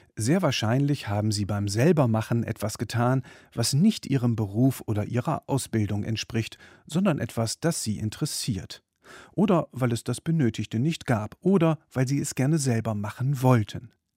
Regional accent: Germany; In meiner Kindheit in der Bundesrepublik der 1970er

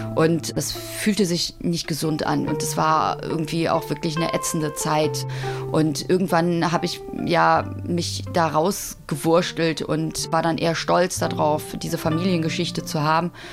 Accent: Cologne, North Rhine-Westphalia, Germany; ich bin 1974 in Köln geboren worden

